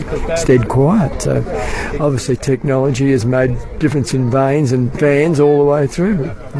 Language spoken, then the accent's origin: English; Colac, Victoria, Australia; I come from Colac.